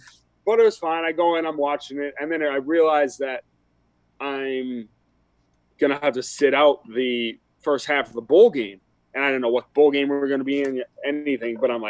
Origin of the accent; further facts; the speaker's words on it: Wisconsin, United States; I grew up in Wisconsin